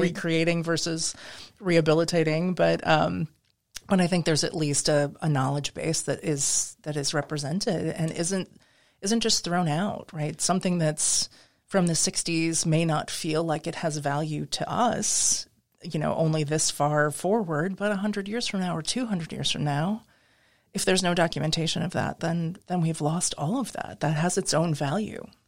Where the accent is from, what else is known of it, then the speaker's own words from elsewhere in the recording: Midwest, United States; moved away as an adult; also born or lived in New England / Pacific Northwest; now in New Orleans, United States; I grew up in the Midwest